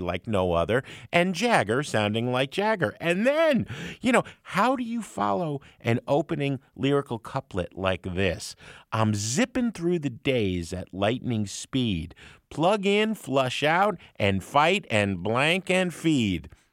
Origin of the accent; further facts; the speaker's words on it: United States; I grew up in the New York, New Jersey area.